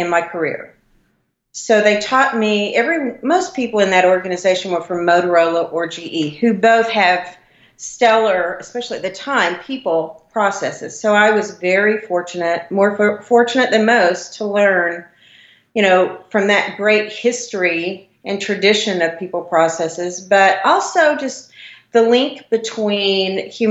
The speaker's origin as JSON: {"language": "English", "region": "southeast Oklahoma", "country": "United States", "tie": "born or raised there", "also_born_or_lived": "Florida", "accent": "Oklahoma", "moved": "as an adult", "said": "I grew up in a very small town in southeast Oklahoma."}